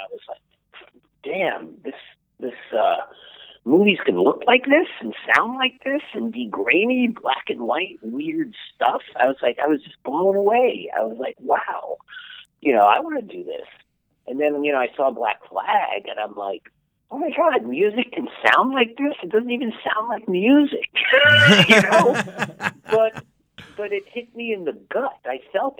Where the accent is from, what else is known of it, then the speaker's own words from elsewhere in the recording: New York, United States; moved away as an adult; also born or lived in Boston; I'm from New York